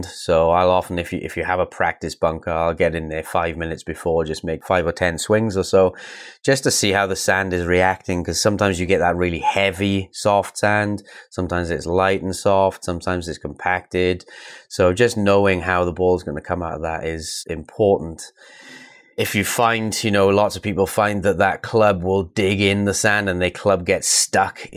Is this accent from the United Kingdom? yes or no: yes; United Kingdom; being a British player